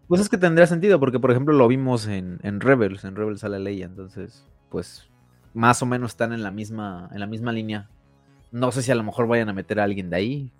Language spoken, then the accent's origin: Spanish; Mexico; nosotros como mexicanos